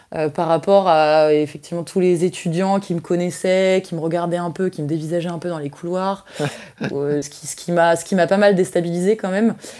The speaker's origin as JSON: {"language": "French", "town": "Mâcon", "region": "Bourgogne-Franche-Comté", "country": "France", "tie": "born or raised there", "said": "je suis née à Mâcon le 16 mars 1993."}